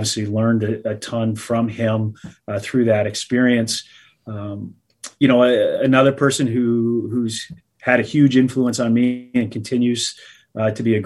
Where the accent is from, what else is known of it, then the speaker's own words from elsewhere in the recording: Canada; moved away as an adult; as a Canadian